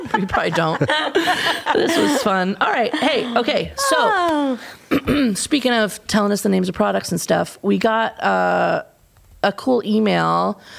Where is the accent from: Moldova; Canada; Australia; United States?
United States; I don't want to blame everything on being American, but for me, this is an Achilles heel for us